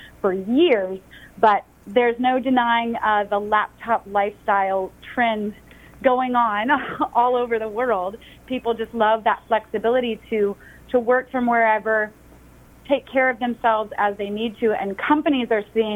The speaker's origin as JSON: {"language": "English", "town": "Atlanta", "region": "Georgia", "country": "United States", "tie": "born or raised there", "said": "I'm from Atlanta, born and raised"}